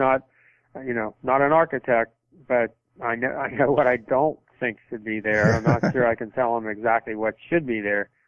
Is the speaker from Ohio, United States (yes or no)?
no; Kentucky, United States; I grew up in Kentucky.